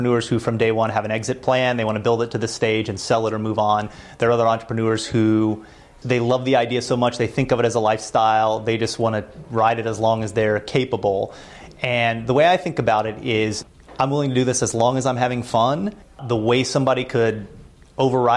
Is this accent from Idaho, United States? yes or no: no; Louisville, Kentucky, United States; moved away as an adult; also born or lived in Florida; now in Boston, United States; we're from Louisville, Kentucky